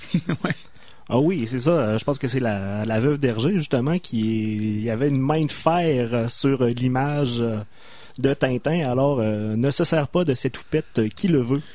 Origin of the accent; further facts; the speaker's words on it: Loretteville, Quebec, Canada; j'ai grandi à Loretteville